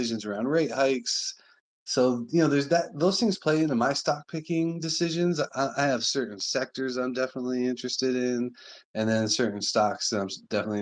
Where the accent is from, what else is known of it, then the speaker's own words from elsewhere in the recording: Sonoran Southwest, United States; I was born and raised in the Sonoran Southwest